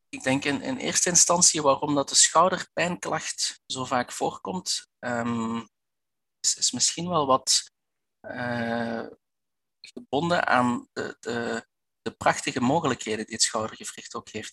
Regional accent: Belgian Limburg, Flanders, Belgium; Ik ben een Belg, dat dat je al wel gehoord. Ik kom uit, eh, uit Belgisch Limburg.

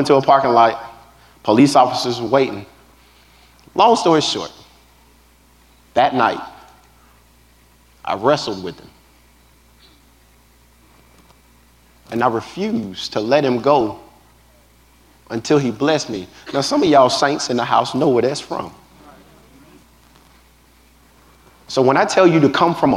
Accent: Texas, United States; Just a country boy from Texas.

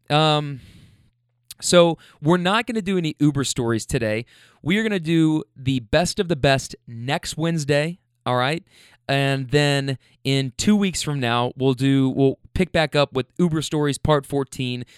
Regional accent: Kentucky, United States; now in California, United States; being in California, but from Kentucky

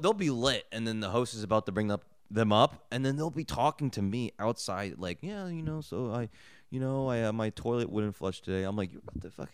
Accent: New Jersey, United States; I grew up in Jersey

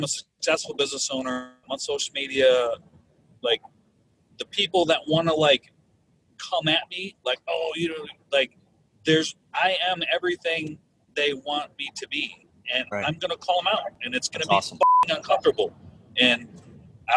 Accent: Minneapolis, Minnesota, United States; I'm from Minneapolis

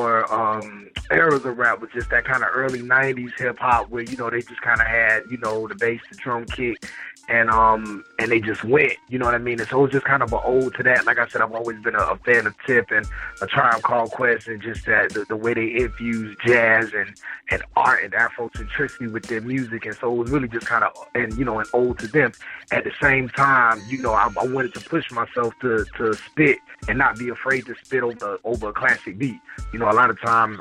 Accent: Jacksonville, Florida, United States; growing up in Duval County

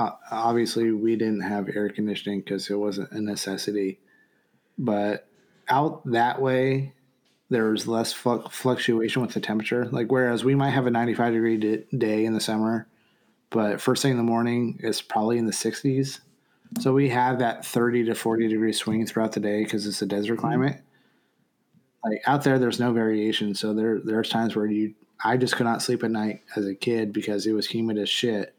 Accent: Western Pennsylvania, United States; moved away; growing up in Pennsylvania

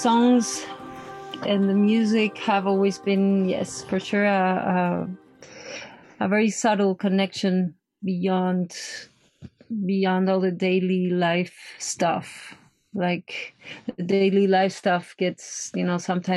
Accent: Mexico; I grew up in Mexico. I have a German father and a Mexican mother

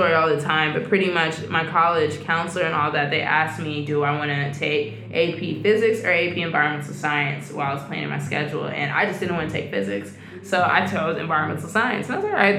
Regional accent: Atlanta, Georgia, United States; I'm from Atlanta, Georgia, Southwest, Cascade

